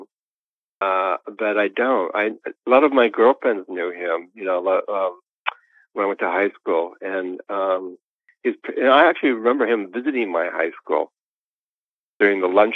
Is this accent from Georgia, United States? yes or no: no; Los Angeles, California, United States; I've been a Los Angeles citizen for my entire life.